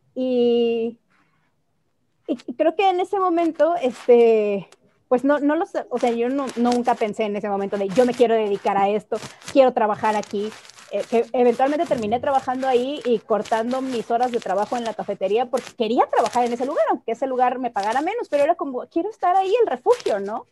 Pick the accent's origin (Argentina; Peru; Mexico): Mexico; first language Spanish; nosotras tres nacimos en México sin una decisión propia